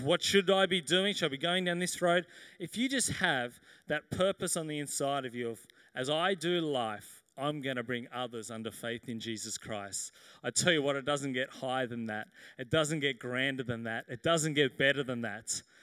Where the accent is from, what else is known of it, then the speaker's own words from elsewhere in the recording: Sydney, New South Wales, Australia; I grew up here in Sydney.